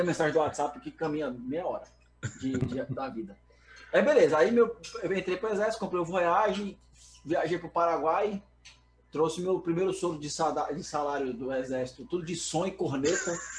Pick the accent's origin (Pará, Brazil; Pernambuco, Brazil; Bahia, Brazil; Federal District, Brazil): Federal District, Brazil; Brasília; sou de Brasília